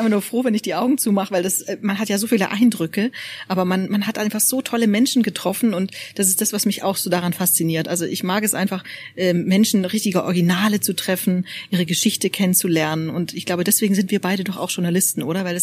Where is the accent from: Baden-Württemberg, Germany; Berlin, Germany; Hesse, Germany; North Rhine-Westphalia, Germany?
Baden-Württemberg, Germany; Also das essen auch die Schwaben, also das kenne ich von meiner Heimat noch.